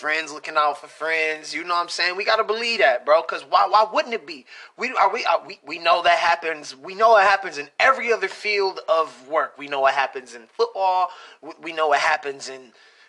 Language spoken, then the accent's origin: English; Michigan, United States; We're from Michigan.